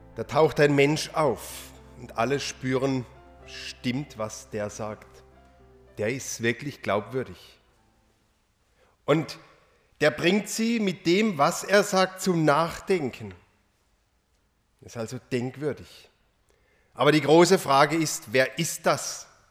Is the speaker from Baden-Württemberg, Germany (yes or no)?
yes; Rotenfels, Baden-Württemberg, Germany; in meiner Heimatgemeinde